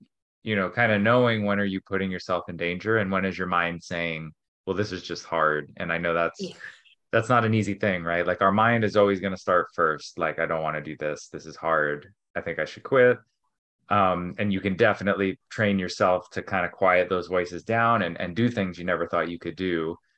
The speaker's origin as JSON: {"language": "English", "region": "New York", "country": "United States", "tie": "born or raised there", "lives_now": "California, United States", "said": "I mean, I grew up in New York and love being in snow"}